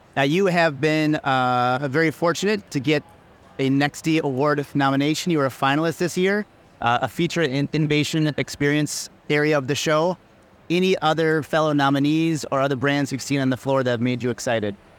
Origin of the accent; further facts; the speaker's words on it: Minnesota, United States; home to Minnesota, to my home state.